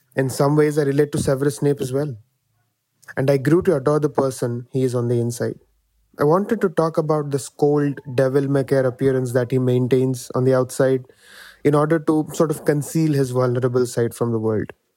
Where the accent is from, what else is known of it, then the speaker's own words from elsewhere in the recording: India; from India